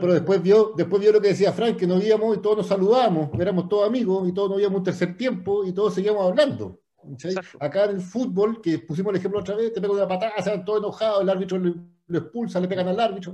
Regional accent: Santiago, Santiago Metropolitan Region, Chile; moved away as an adult; now in Puerto Varas, Chile; Yo vivo acá, Peque, hace 15 años, ya me vine para acá, era de Santiago

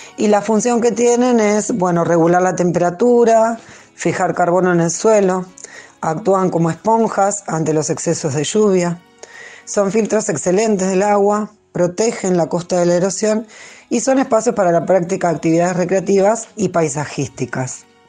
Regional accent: Berisso, Buenos Aires Province, Argentina; nací acá en Berizo

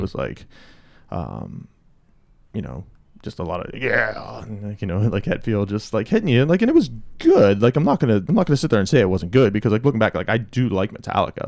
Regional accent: outside of Pittsburgh, Pennsylvania, United States; we grew up, uh, outside of Pittsburgh

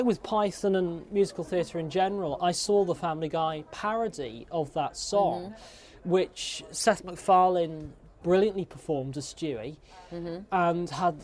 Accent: Chester, North West England, United Kingdom; my hometown, Chester.

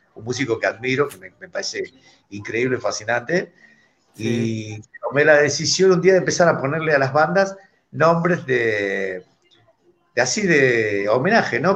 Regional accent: Buenos Aires, Argentina; de …, reggae ska de Buenos Aires, Argentina

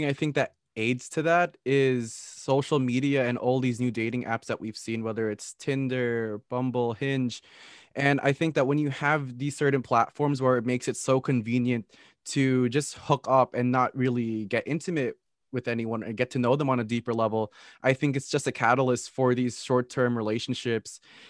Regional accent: Philippines; I'm Filipino, so I've always made comparisons between these two cultures.

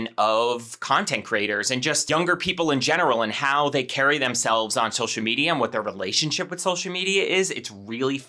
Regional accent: Western New Jersey, United States; I was Western New Jersey, practically Pennsylvania

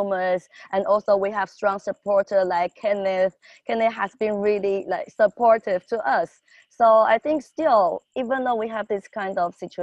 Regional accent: Taiwan; I'm from Taiwan.

